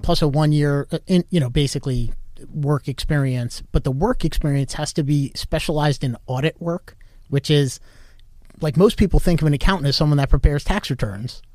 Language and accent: English; Westfield, New Jersey, United States; moved away as an adult; also born or lived in New York; now in Florida, United States; I grew up in North Jersey, uh, town called Westfield, so about a half hour from Manhattan